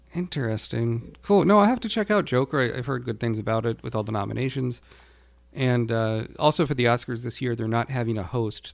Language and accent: English; United States; being an American